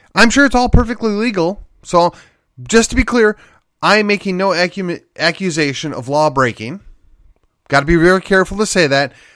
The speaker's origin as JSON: {"language": "English", "town": "McKinney", "region": "Texas", "country": "United States", "tie": "born or raised there"}